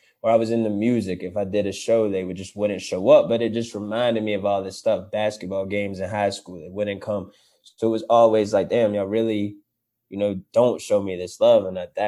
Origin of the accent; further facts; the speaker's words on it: Florida, United States; You know, that's all I knew growing up in Florida when I was little.